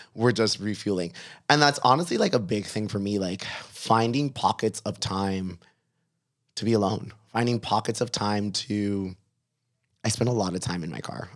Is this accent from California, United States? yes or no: no; Miami, Florida, United States; I was from Miami and I had been a writer in Miami